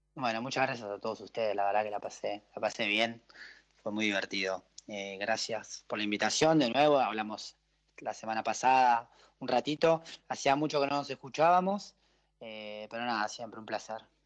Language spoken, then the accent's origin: Spanish; Argentina; moved away as an adult; also born or lived in Switzerland / Belgium; en Argentina que arrancamos en marzo y y terminamos en noviembre